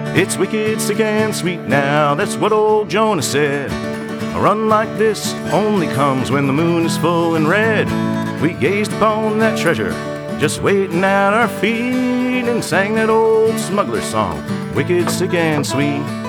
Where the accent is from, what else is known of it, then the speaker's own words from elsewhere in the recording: Ocean City, New Jersey, United States; my hometown where I grew up, Ocean City, New Jersey